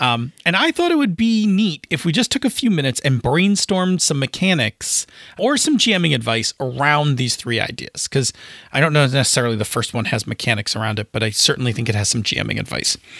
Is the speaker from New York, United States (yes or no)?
yes; Buffalo, New York, United States; I'm from Buffalo